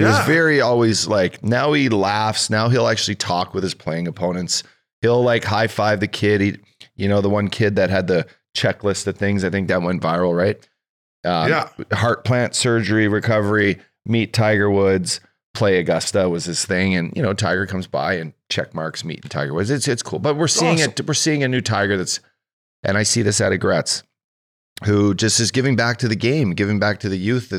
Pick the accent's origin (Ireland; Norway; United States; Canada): Ireland; I'm Irish.